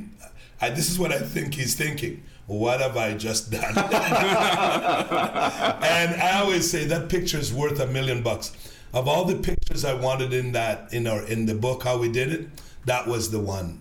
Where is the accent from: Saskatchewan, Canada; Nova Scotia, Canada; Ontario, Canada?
Ontario, Canada; Sudbury; also born or lived in Jamaica; growing up in Sudbury, Ontario